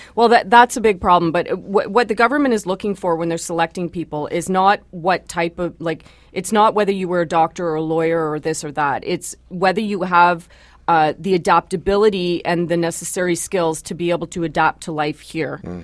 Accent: Canada; I am a Canadian first

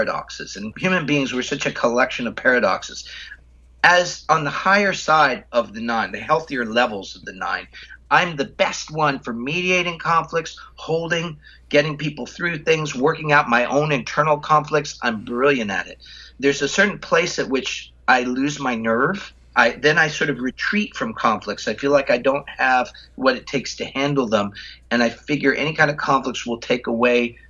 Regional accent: United States; I grew up in the United States

